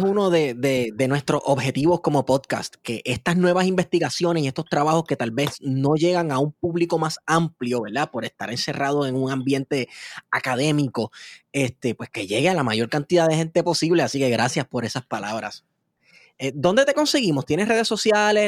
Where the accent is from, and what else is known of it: Puerto Rico